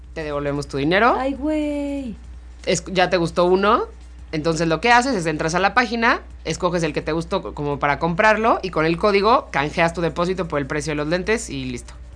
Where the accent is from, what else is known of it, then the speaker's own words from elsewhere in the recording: Mexico; Entonces soy mexicano, tú eres mexicano, somos más o menos de la misma edad.